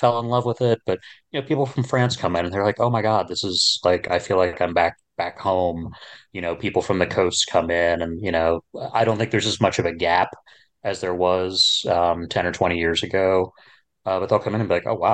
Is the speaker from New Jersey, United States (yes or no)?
yes; Princeton, New Jersey, United States; now in Kansas City, United States; There was a store where I grew up in New Jersey. I grew up in and around Princeton.